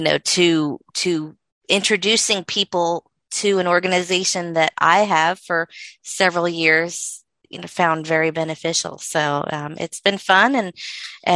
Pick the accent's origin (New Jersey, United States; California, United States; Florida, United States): Florida, United States; moved away; I'm originally from Florida, and I was in school in Florida